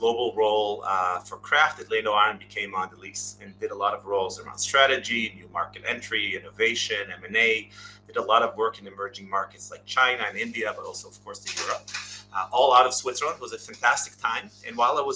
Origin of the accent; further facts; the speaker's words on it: Israel; moved away as an adult; now in United States; I'm obviously originally from Israel, moved in, did the Israeli route. We all go to high school, military.